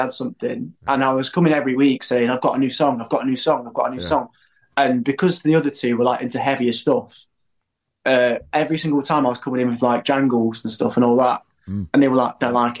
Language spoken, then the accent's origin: English; Derby, East Midlands, United Kingdom; Yeah, we're from Derby.